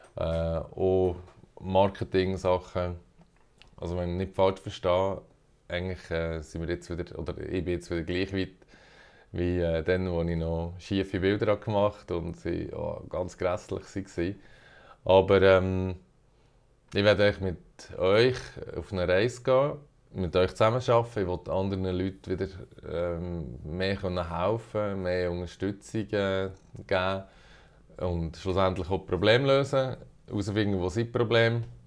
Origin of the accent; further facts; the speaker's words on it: Bern, Switzerland; moved away as an adult; now in Zürich, Switzerland; Ich komme ursprünglich aus Bern, aber wohne schon ein Moment in Zürich